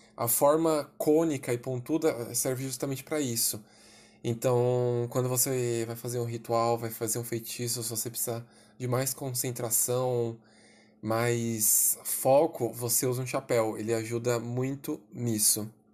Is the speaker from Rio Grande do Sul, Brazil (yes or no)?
no; São Paulo, Brazil; Sou de São Paulo capital